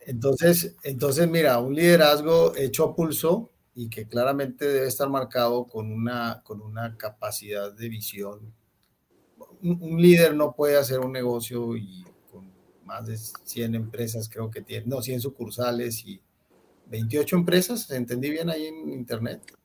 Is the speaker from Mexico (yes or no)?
yes; Monterrey, Nuevo León, Mexico; moved away as an adult; now in Colombia; nosotros somos de Monterrey, México, al norte del país, cerca de, la frontera con, con, Texas.